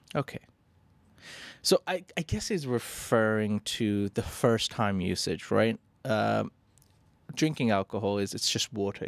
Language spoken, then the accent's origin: English; India; as an Indian